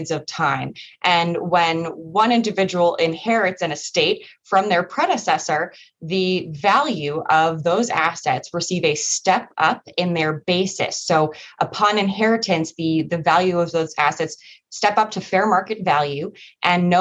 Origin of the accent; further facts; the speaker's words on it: Massachusetts, United States; moved away; also born or lived in Washington, D.C.; I am originally from Massachusetts